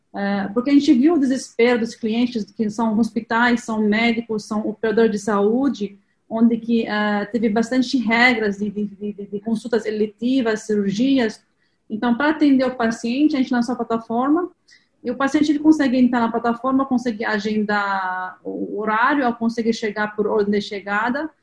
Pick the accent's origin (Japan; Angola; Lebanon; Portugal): Lebanon; Portuguese is a second language; moved away as an adult; now in Brazil; Eu sou libanesa, tenho um pouco de sotaque, estou aqui no Brasil há, 20, há 23 anos